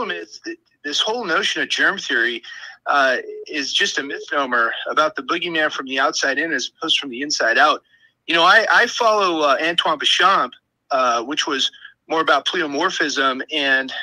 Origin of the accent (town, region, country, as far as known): California, United States